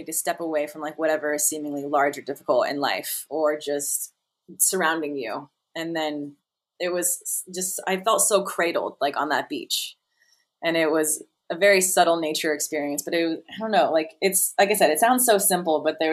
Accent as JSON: {"language": "English", "town": "Las Vegas", "region": "Nevada", "country": "United States", "tie": "born or raised there", "said": "I grew up in Las Vegas"}